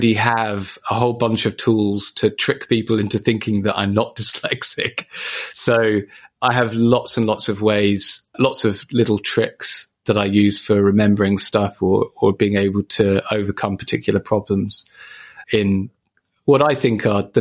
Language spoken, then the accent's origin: English; Ipswich, East of England, United Kingdom; my travel home from Papworth to my hometown